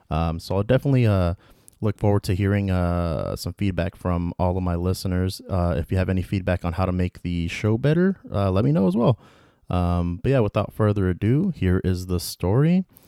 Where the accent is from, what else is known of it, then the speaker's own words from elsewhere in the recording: United States; my home country, the United States of America